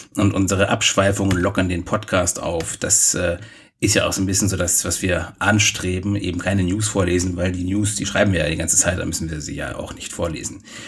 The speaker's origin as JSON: {"language": "German", "town": "Bielefeld", "region": "North Rhine-Westphalia", "country": "Germany", "tie": "born or raised there", "moved": "yes", "said": "aus meiner Heimat"}